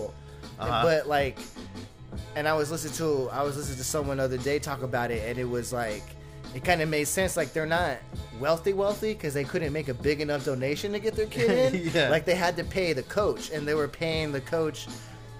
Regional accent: California, United States; now in New Mexico, United States; I'm from California.

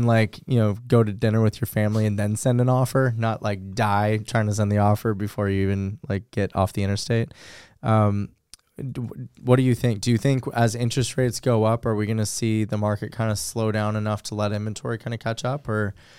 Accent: Los Angeles, California, United States; the house that I grew up in Los Angeles, we rented, and it was a little, I'm going to mess up the stats, but it was probably 1,400 square feet. And in the middle of San Fernando Valley.

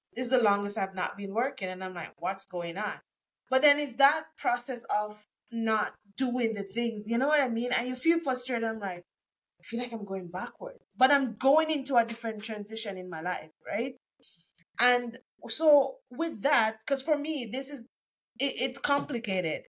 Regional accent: Jamaica; moved away as an adult; now in Canada; I'm from Jamaica too

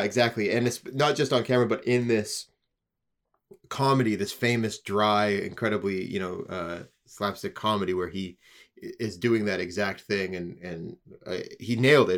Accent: Canada; we're from Canada

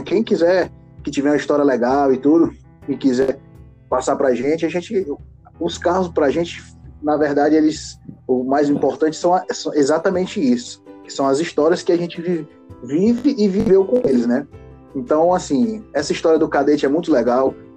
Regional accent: Fortaleza, Ceará, Brazil; a gente é de Fortaleza, Ceará, né? A gente é cearense, todos nós três

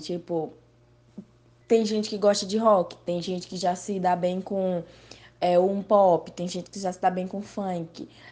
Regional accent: Paraíba, Brazil; now in Rio de Janeiro, Brazil; eu sou da Paraíba, mas estou no Rio de Janeiro

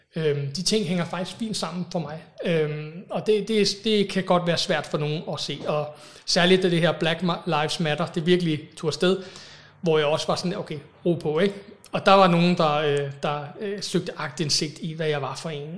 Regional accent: Copenhagen, Capital Region of Denmark, Denmark; also born or lived in England; så flyttede jeg til, til Danmark, tilbage til Danmark, de danskere. Øhm, og boede så på Amager, indtil jeg blev, var 20

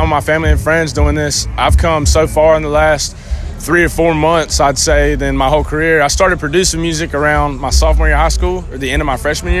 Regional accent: Trinity, North Carolina, United States; I'm from Trinity, North Carolina, which is a real small town, but if you know where High Point is and you ride around it.

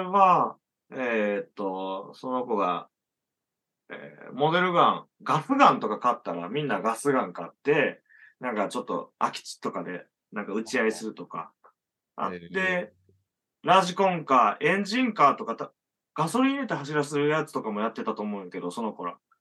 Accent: rural Hyogo Prefecture near Okayama, Japan; moved away; 兵庫県の岡山寄りの田舎出身

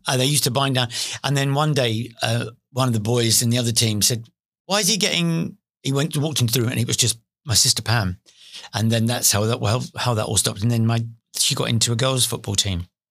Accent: London, United Kingdom; also born or lived in Beckton / East Ham; I was born in East London. I was born in Forest Gate.

